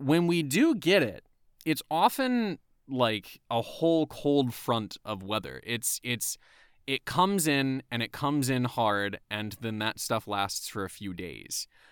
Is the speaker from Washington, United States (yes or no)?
no; Atlanta, Georgia, United States; where I'm from is from the Atlanta area.